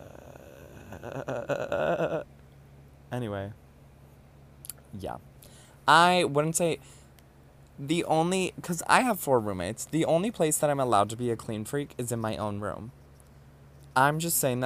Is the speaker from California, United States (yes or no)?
no; Ohio, United States; moved away as an adult; now in New York City, United States; After moving out of my household in Ohio